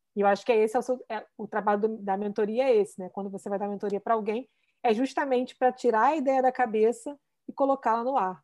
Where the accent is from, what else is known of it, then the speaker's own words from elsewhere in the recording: Rio de Janeiro, Brazil; eu tô aqui, eu nunca saí do Rio de Janeiro